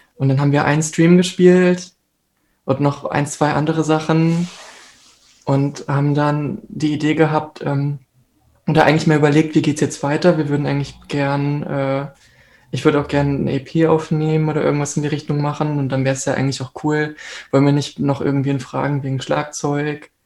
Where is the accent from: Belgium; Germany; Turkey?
Germany; Hanover, Lower Saxony; now in Hamburg, Germany; in meiner Heimat in Hannover, das ist so ungefähr der Kreis, aus dem ich komme